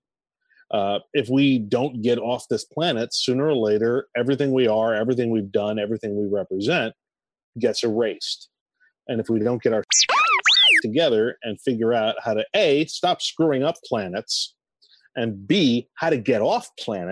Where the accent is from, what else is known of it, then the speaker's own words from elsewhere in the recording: New England, United States; as a New Englander and as someone, I'm half French myself